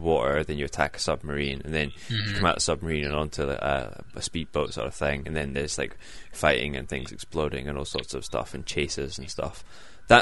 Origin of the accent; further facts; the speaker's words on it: United Kingdom; we're British